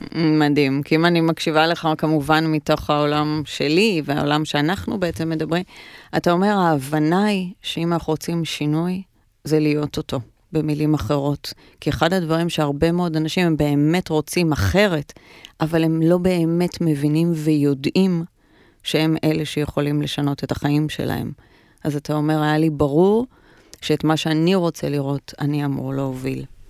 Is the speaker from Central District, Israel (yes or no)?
yes; Ra'anana, Central District, Israel; moved away as an adult; now in Tel Aviv, Israel; גדלתי ברעננה, שזה מעניין, כי ברעננה, כשאני גדלתי ברעננה, עברתי לשם, עברנו כשהייתי בת שבע בערך